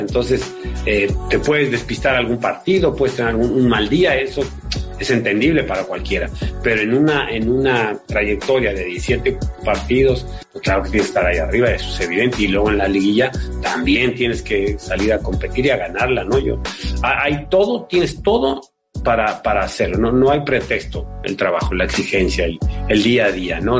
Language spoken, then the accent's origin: Spanish; Mexico; moved away as an adult; also born or lived in Spain; soy de allá y, ahí crecí, y me formé